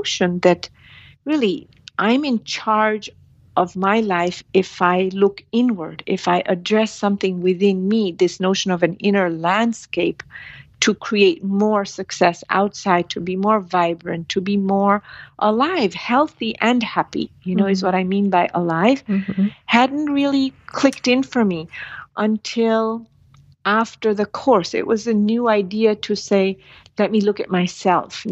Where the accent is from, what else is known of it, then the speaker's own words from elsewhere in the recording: India; moved away; I'm from India